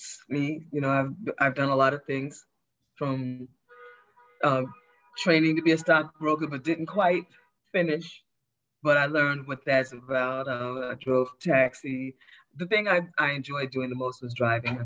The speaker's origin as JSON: {"language": "English", "town": "New York City", "region": "New York", "country": "United States", "tie": "born or raised there", "also_born_or_lived": "East Meadow, Long Island / Brooklyn", "said": "I was born in East Meadow, Long Island. So I was born out in Long Island. Okay. I was raised in Queens and I live in Brooklyn"}